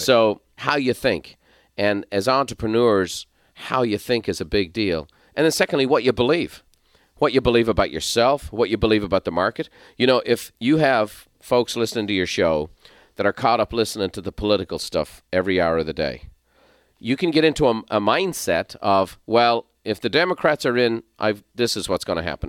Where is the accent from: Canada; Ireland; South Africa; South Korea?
Ireland; moved away as an adult; also born or lived in San Diego, California; now in United States; I'm from Ireland.